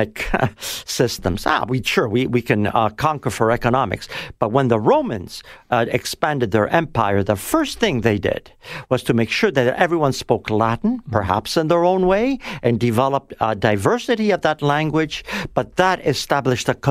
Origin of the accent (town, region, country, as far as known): Toronto, Ontario, Canada; born or raised there; also born or lived in Italy